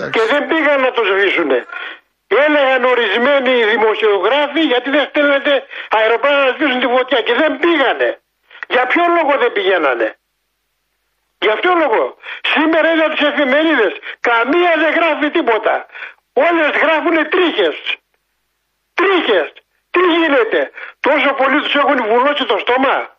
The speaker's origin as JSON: {"language": "Greek", "town": "Drama", "region": "Eastern Macedonia and Thrace", "country": "Greece", "tie": "born or raised there", "moved": "yes", "said": "στην πατρίδα μου τη δράμα"}